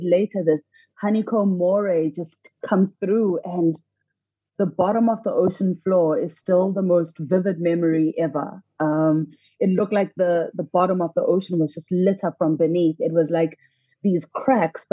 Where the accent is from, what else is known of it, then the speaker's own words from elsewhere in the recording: Soweto, Gauteng, South Africa; I grew up in Soweto, a landlocked area about 6 hours from the nearest beach